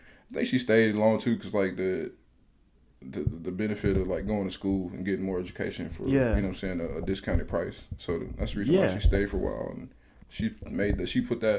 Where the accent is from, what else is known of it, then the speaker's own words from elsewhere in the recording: Murfreesboro, Tennessee, United States; Well, I was raised in Murfreesboro. I was actually born here.